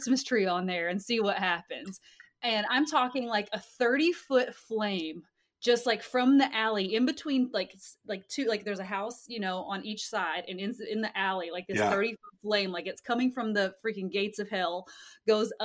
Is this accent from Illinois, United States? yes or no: no; Kentucky, United States; moved away as an adult; also born or lived in Hawaii; we're originally both from Kentucky